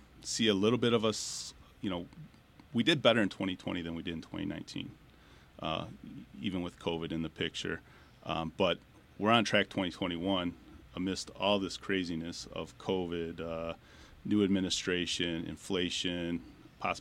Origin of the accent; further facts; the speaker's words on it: Southeast Michigan, United States; I was born and raised here in Southeast Michigan.